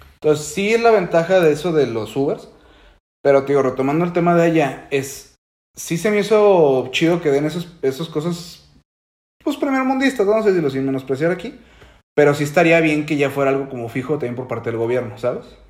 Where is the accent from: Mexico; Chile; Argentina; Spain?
Mexico; como buen mexicano